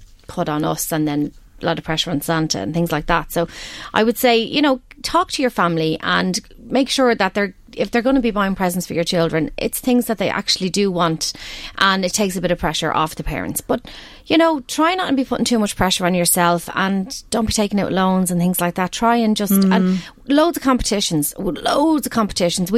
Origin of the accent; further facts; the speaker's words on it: Balbriggan, Leinster, Ireland; I'm from Balbriggan originally, and every year I'll go to the ILAC because that's where we went as kids